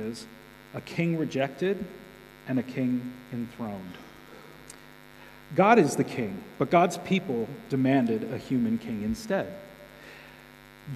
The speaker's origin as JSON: {"language": "English", "country": "United States", "said": "I'm an American"}